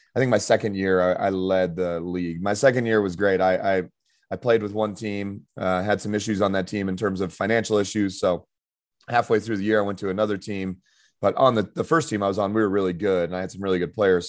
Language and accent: English; Denver, Colorado, United States; moved away as an adult; also born or lived in Irvine, California / Spain; I'm from Denver, Colorado